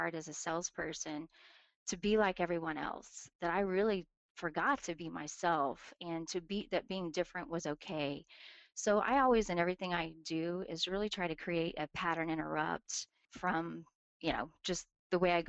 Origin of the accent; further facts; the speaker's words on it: Tulsa, Oklahoma, United States; I'm from Tulsa, Oklahoma, born and raised here